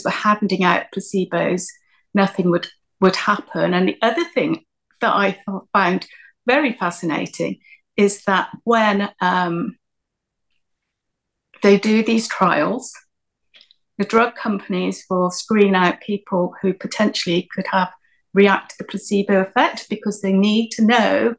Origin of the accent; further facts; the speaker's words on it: Myanmar; moved away; because of my Eastern background, because I was from Myanmar.